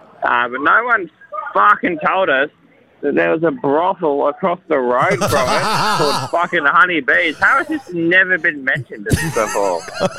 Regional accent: New South Wales, Australia; We're from New South Wales.

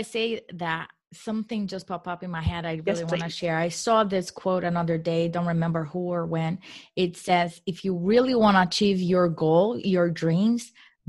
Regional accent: Brazil; English is a second language; I am a woman. I am from Brazil. I don't speak English, as English is not my first language. So I make a lot of mistakes.

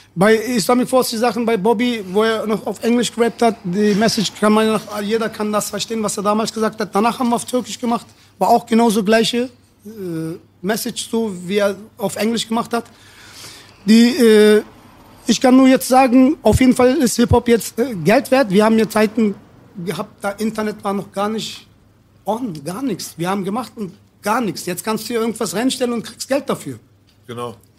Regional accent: Berlin, Germany; Ich bin hier geboren, aufgewachsen

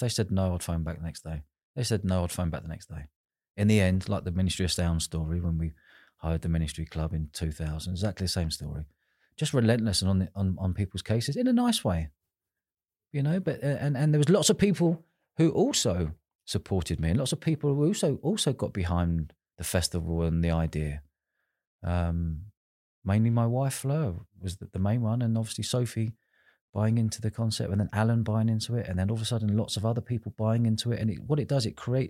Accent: London, United Kingdom; I was from London, she was from Manchester, but we were all in the same festival together

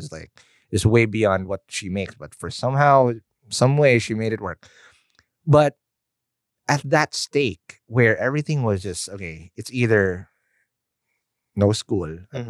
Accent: Quezon City, Metro Manila, Philippines; now in Cavite, Philippines; I was born and raised in the North. I was a QC boy.

